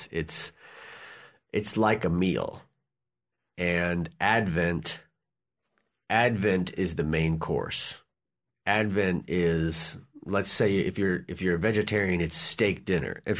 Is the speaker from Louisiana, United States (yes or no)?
yes; New Orleans, Louisiana, United States; I'm from New Orleans.